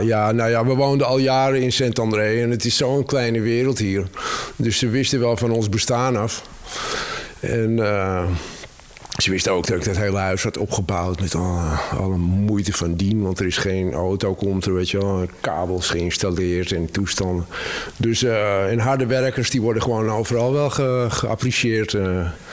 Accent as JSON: {"language": "Dutch", "town": "Amsterdam", "region": "North Holland", "country": "Netherlands", "tie": "born or raised there", "also_born_or_lived": "Cévennes, France", "moved": "as an adult", "lives_now": "France", "said": "Ik ben echt Amsterdammer. In Amsterdam geboren en getogen."}